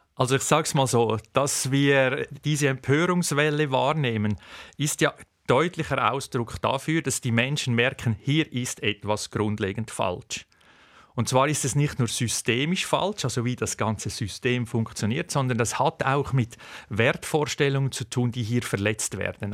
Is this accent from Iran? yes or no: no; Switzerland; bei uns in der Schweiz